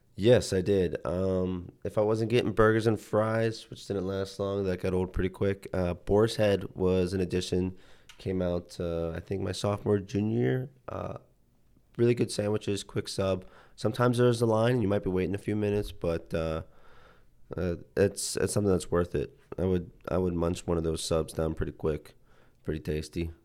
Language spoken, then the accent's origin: English; Youngstown, Ohio, United States; also born or lived in Akron, Ohio; I grew up in Youngstown, Ohio, about an hour away from